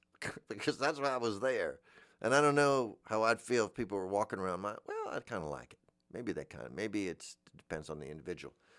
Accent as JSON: {"language": "English", "region": "Florida", "country": "United States", "said": "I'm from Florida"}